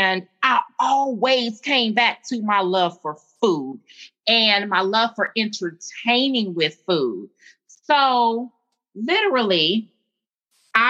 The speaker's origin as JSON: {"language": "English", "town": "Gary", "region": "Indiana", "country": "United States", "tie": "born or raised there", "moved": "as an adult", "lives_now": "Columbia, South Carolina, United States", "said": "I'm an Indiana native, born and raised in Gary, Indiana"}